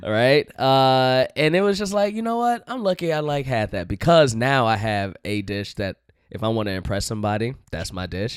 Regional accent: Chicago, Illinois, United States; Uh, Chicago.

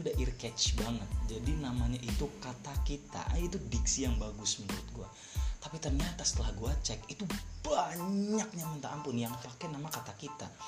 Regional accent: Cirebon, West Java, Indonesia; di 2019 itu gue masuk lagi di univ lokal univ lokal di di di kota gue di Cirebon

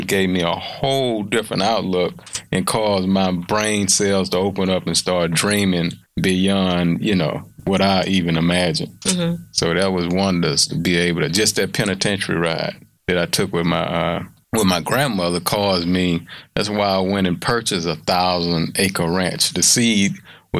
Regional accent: Houston, Texas, United States; born or raised there

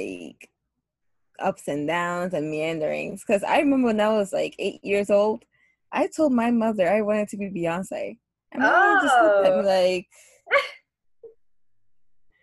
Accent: Ghana; moved away as an adult; also born or lived in United States; now in New York City, United States; I grew up living in between Ghana and the U.S., although I was born in Ghana, and I moved here at a very young age. And like I said before, I have spent a lot of time growing up in between the two countries. However, I did spend most of like my teenage years in Ghana, and I moved back here when I was 18 years old

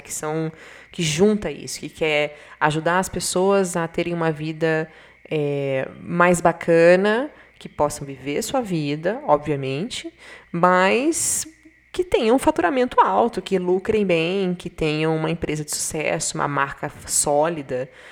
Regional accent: Bahia, Brazil; now in Curitiba, Brazil; eu sou baiana, né? Então, sertão da Bahia, ou então aqui, eu estou aqui do lado de Curitiba

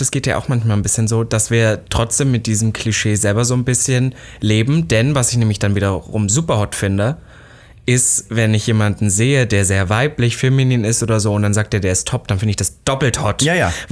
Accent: Austria; Ich bin Österreicher. Ja, Österreicher.

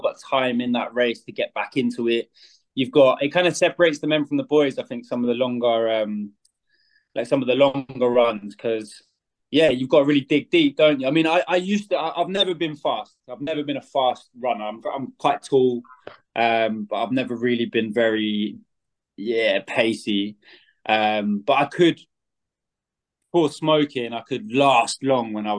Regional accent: Scotland, United Kingdom; I'm from, well, I was brought up in Scotland.

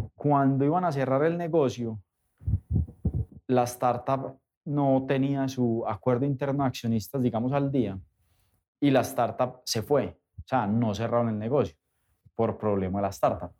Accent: Colombia

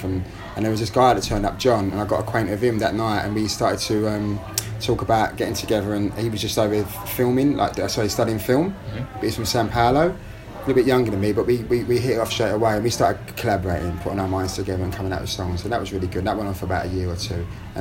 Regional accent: London, United Kingdom; I was born in London

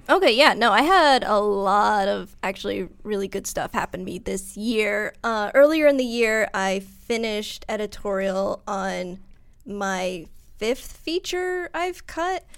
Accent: Massachusetts, United States; accent: Massachusetts; moved away; I'm from Massachusetts

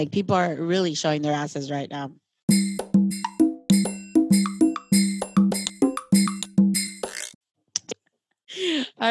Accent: United States; I say American because I was born and raised in America.

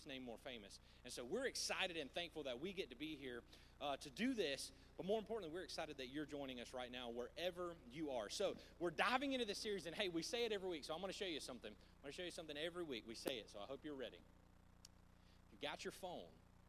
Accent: the South, United States; I grew up in the South

